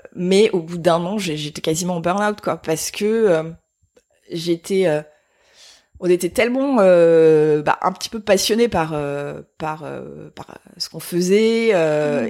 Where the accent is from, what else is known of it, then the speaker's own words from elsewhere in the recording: Provence-Alpes-Côte d'Azur, France; mon enfance euh, en Provence.